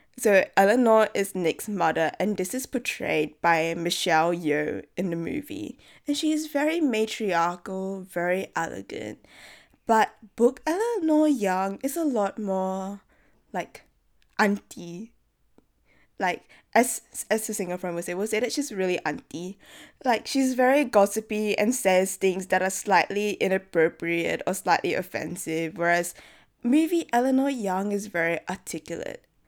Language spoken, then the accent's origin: English; Singapore; moved away; as a Singaporean